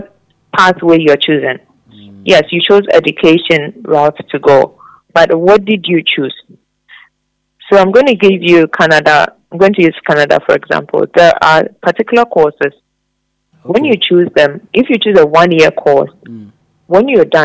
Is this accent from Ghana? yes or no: yes; Ghana; we Ghanaians do, we're a bit... easy on